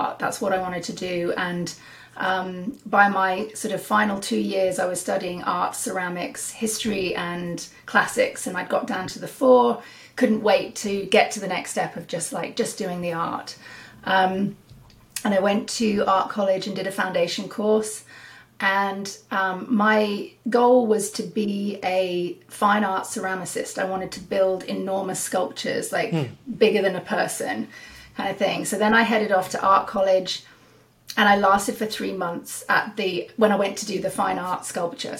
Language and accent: English; United Kingdom; moved away as an adult; now in Salmon Arm, Canada; I'm from the UK. And I moved here in 2007